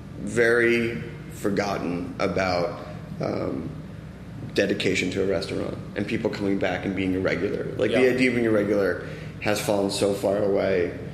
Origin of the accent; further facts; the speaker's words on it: East Coast, United States; I'm from the East Coast.